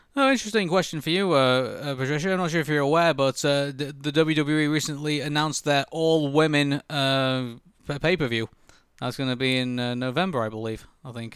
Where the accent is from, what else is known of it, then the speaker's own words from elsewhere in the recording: Preston, North West England, United Kingdom; now in Manchester, United Kingdom; we're adopted Mancunians. You know, I come from Preston and I come here from, from Manchester